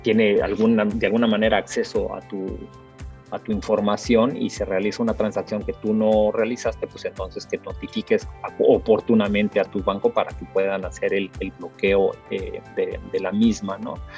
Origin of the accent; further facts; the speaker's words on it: Mexico; yo soy mexicano, mis padres son salvadoreños